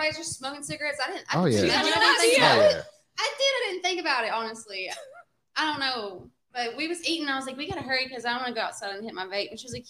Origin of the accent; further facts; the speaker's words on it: Nashville, Tennessee, United States; I'm from Nashville.